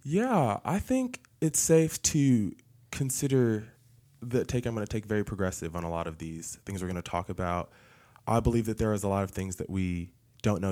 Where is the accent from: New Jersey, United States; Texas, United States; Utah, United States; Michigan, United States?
New Jersey, United States; Newark; moved away as an adult; also born or lived in Tennessee; now in Cleveland, Tennessee, United States; I grew up in New Jersey in a single parent household